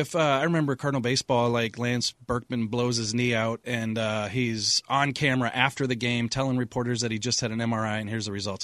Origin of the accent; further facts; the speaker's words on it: St. Louis, Missouri, United States; I grew up in Saint Louis